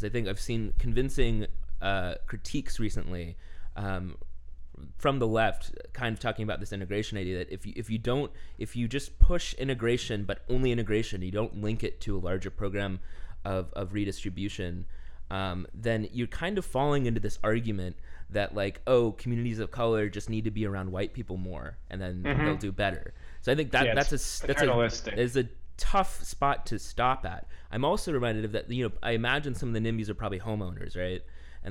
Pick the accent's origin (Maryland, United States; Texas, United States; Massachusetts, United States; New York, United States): Texas, United States; Houston; moved away; my hometown of Houston, Texas